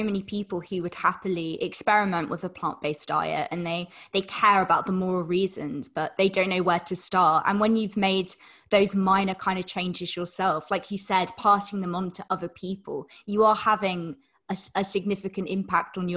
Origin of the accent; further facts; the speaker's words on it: United Kingdom; being from the UK